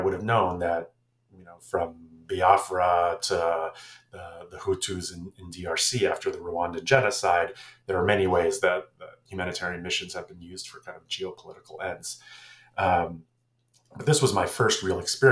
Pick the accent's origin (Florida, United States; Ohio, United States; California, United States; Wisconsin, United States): Florida, United States; also born or lived in New Jersey; I am American, born in New Jersey, grew up in Florida